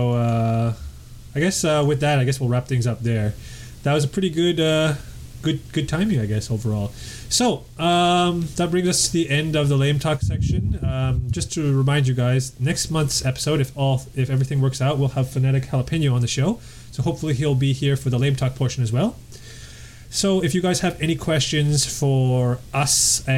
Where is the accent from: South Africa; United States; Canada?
Canada; I'm Canadian